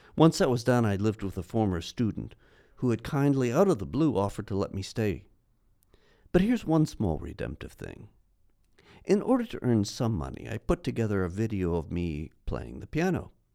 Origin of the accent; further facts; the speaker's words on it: New York City, New York, United States; moved away as an adult; now in Los Angeles, United States; as a New Yorker